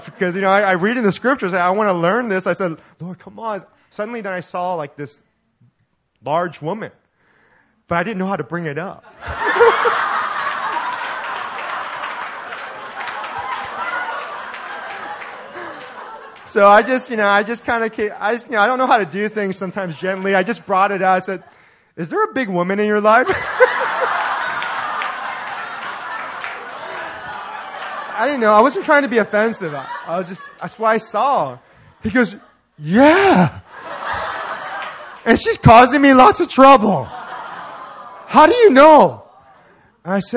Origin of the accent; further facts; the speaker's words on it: Orange County, California, United States; I'm from Orange County